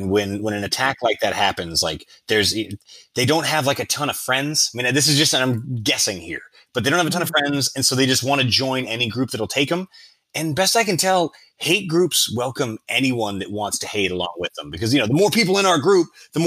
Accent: United States; we're American

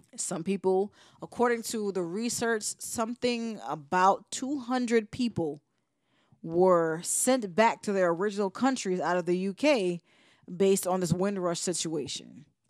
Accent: New York, United States; moved away; also born or lived in Virginia; growing up in New York allowed me the space to explore what it meant to be as a first generation

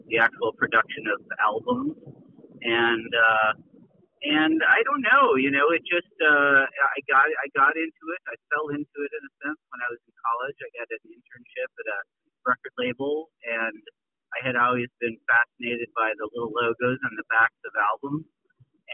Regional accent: St. Paul, Minnesota, United States; also born or lived in Lawrence, Kansas / Brooklyn, New York; now in Catskills, United States; I'm originally from St. Paul, Minnesota

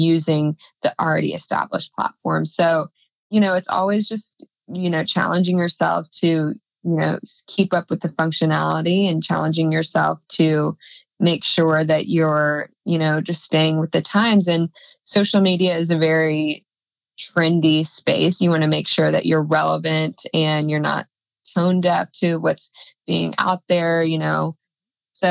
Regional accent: Texas, United States; moved away; it's my home state

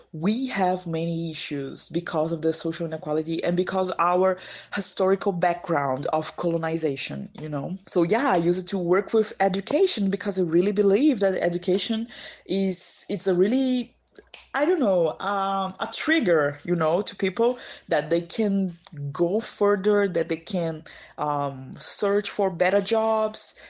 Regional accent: São Luís, Maranhão, Brazil; English is a second language; moved away as an adult; now in São Paulo, Brazil; my hometown, it's a beautiful island in the northeast of Brazil called São Luís

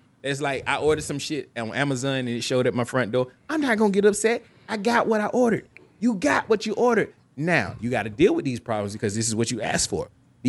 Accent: the South, United States; I am an American, and I'm entitled to my own prejudices. This is an American, and I'm Southern. You should expect this type of attitude from me. I'm from the South.

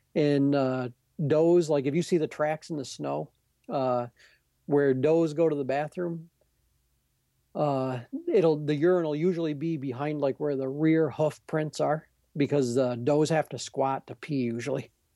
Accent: Adirondacks, New York, United States; I'm from the Adirondacks

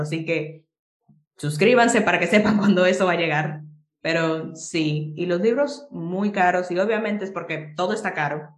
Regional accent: Jarabacoa, La Vega, Dominican Republic; moved away as an adult; now in Santiago, Dominican Republic; vivo en Santiago ahora por la universidad, pero yo originalmente soy de Jarabacoa

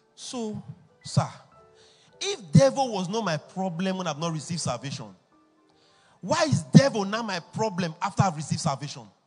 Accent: Edo, Nigeria; I'm from Edo State too

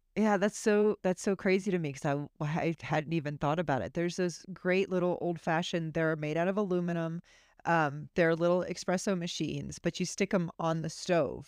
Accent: Florida, United States; I'm from Florida

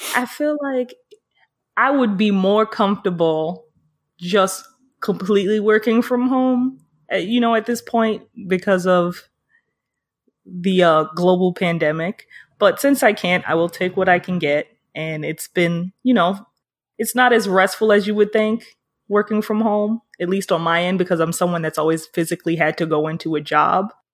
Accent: New York City, New York, United States; I'm from Harlem.

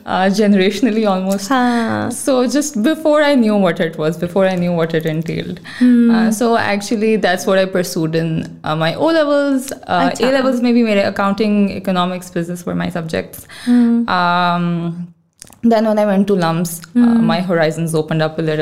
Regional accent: Lahore, Punjab, Pakistan; moved away as an adult; also born or lived in Edinburgh, United Kingdom; now in Islamabad, Pakistan; I'm from Lahore, born and bred. I was born in Lahore. I grew up in Lahore.

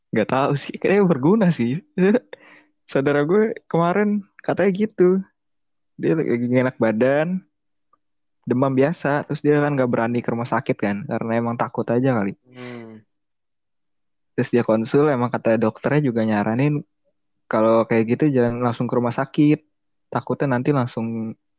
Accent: Jakarta, Indonesia; Gua orang Jakarta

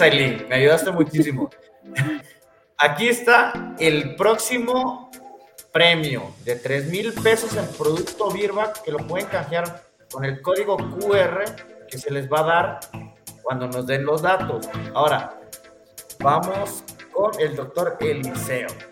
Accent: Chiapas, Mexico; now in Bajío, Mexico; Yo soy de Chiapas, tú bien sabes que yo soy sureño, nada más que me, la pinto de que estoy aquí en el Bajío, pero no, yo soy más, yo soy más chiapaneco que el pozol de cacao

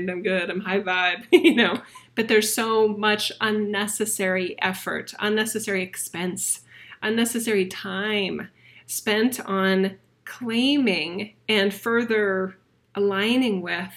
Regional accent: Boise, Idaho, United States; my hometown of Boise, Idaho

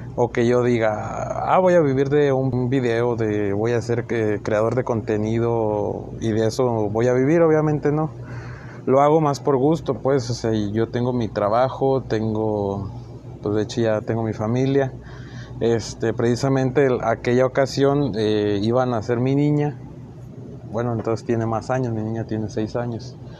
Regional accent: Chihuahua, Mexico; nací en Chihuahua

